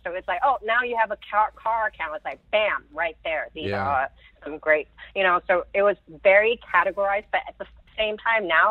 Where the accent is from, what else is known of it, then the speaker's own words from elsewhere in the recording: Hong Kong; moved away; I grew up in Hong Kong. I'm British from Hong Kong